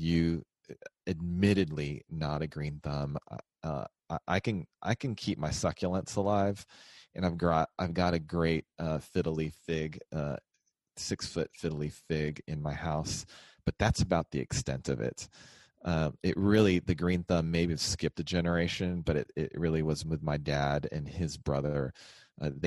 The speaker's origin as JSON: {"language": "English", "region": "Texas", "country": "United States", "said": "We're both from Texas. So we found our way back here."}